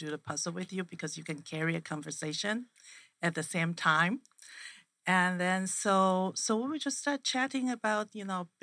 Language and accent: English; Taiwan; now in Phoenix, United States; I'm from Taiwan